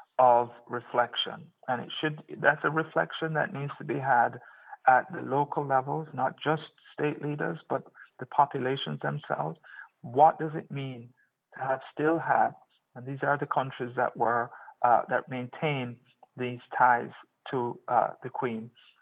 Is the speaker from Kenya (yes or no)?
no; Jamaica; moved away; the life I had in Jamaica as a Jamaican.